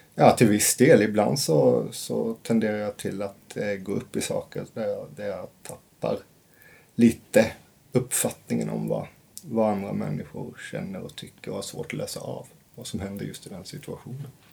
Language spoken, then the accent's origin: Swedish; rural Scania, Skåne, Sweden; Jag kommer från skånska landsbygden